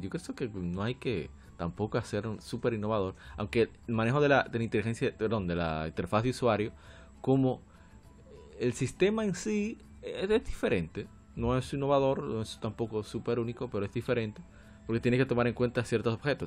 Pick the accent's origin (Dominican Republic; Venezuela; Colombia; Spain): Dominican Republic; aquí en mi país, República Dominicana